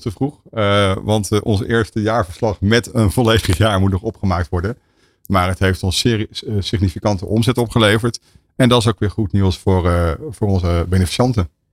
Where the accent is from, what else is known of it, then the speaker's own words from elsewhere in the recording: Rotterdam, South Holland, Netherlands; ik ben Rotterdammer